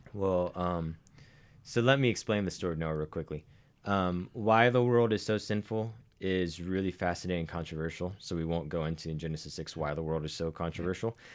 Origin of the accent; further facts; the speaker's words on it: Arkansas, United States; accent: somewhat southern; now in Montana, United States; a man from Arkansas